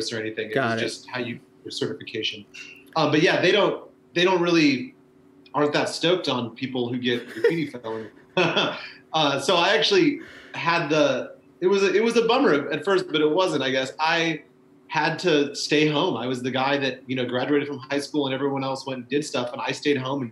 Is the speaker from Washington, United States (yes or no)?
yes; Olympia, Washington, United States; moved away as an adult; also born or lived in Eugene, Oregon / Portland, Oregon; now in Oakland, United States; I lived in Eugene until I was in second grade and then moved to Olympia, Washington